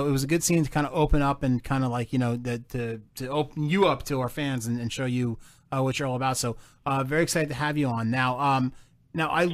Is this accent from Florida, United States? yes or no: no; New Jersey, United States; accent: Jersey; It's my Jersey accent